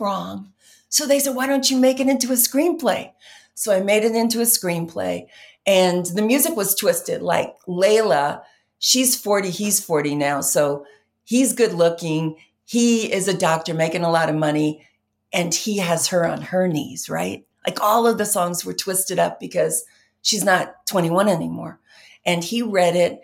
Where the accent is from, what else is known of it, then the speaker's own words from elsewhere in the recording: New York, United States; I was raised in New York